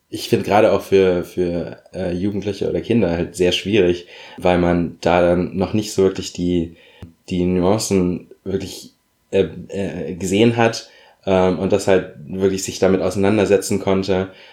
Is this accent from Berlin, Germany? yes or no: yes; Berlin, Germany; Also sie ist ein Wessi, ich bin Wessi. Und ja, ich habe mich natürlich dadurch gerade in meiner Kindheit größtenteils als Berliner gefühlt